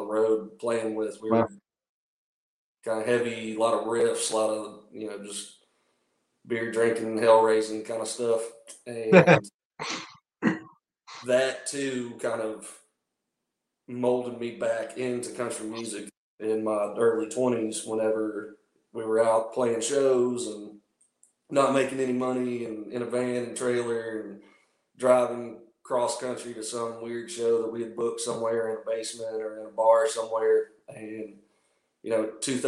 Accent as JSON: {"language": "English", "region": "North Carolina", "country": "United States", "tie": "born or raised there", "said": "my hometown in North Carolina"}